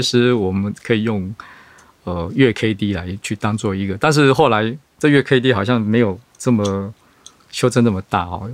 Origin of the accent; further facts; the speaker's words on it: Taiwan; 所以我们台湾这边可能很需要储能这块相关的建设